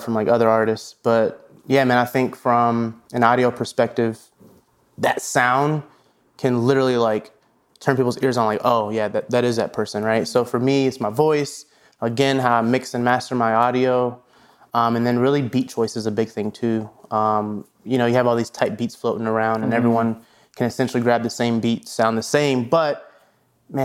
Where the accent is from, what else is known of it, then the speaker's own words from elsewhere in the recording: Des Moines, Iowa, United States; moved away; also born or lived in Atlanta; I'm from Des Moines, Iowa. So there wasn't a lot of audio engineers out there, growing up.